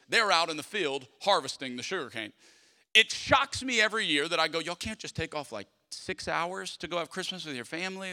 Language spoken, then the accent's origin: English; South Louisiana, United States; Growing up in South Louisiana